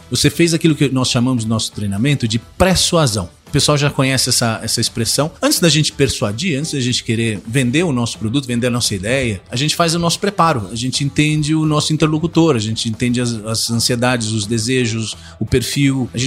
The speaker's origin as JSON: {"language": "Portuguese", "region": "São Paulo", "country": "Brazil", "tie": "born or raised there", "said": "eu nasci e cresci em São Paulo. Meu pai é italiano, eh, minha mãe gaúcha de Erechim."}